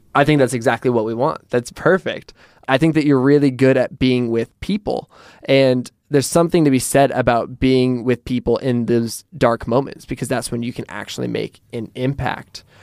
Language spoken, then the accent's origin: English; Portland, Oregon, United States; in Portland, I'm from Portland, and in Portland, when people use an umbrella, you're like, oh, that's a tourist